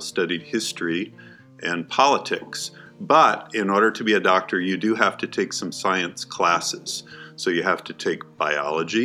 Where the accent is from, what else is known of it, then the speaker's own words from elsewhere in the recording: Virginia, United States; moved away as an adult; also born or lived in Albuquerque, New Mexico; now in Tuba City, United States; I grew up in Virginia